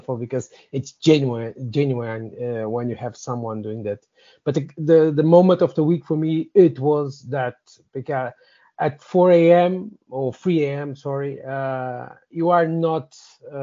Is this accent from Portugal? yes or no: yes; Portugal; I am one pirate from Portugal